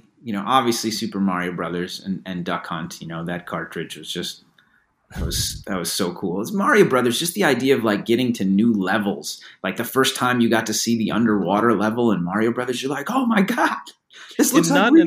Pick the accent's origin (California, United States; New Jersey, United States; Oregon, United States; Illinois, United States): Illinois, United States; Chicago; You know, I'm from Chicago. … I was exactly the same age.